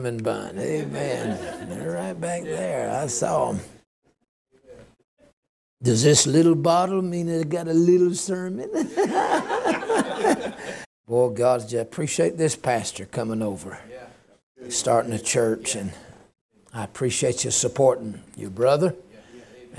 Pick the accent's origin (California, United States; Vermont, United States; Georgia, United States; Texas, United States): Georgia, United States; I'm from Georgia